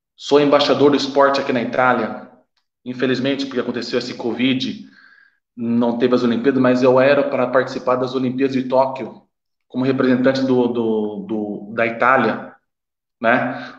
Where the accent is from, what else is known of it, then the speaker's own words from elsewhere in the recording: Brazil; moved away as an adult; now in Italy; quando saí do Brasil, decidi sair do Brasil, vir para cá